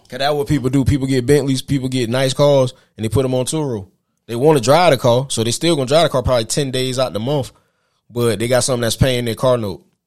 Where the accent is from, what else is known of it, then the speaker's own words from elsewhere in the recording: South Carolina, United States; moved away as an adult; also born or lived in Middle Georgia; now in Georgia, United States; I'm from South Carolina. I came to Middle Georgia.